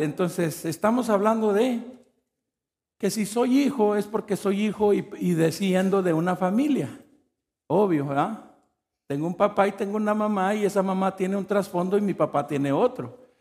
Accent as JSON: {"language": "Spanish", "country": "Mexico", "moved": "yes"}